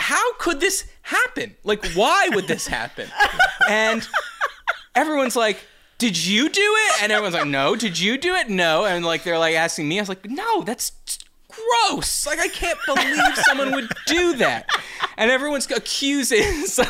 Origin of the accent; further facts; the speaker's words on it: United States; I'm an American.